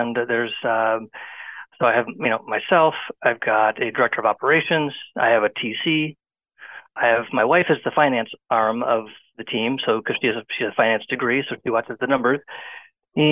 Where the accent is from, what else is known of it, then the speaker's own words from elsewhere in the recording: a small town in Michigan, United States; also born or lived in Washington, D.C.; I'm kind of a local guy. I come from a small town. And real estate keeps me around home. It keeps me around my hometown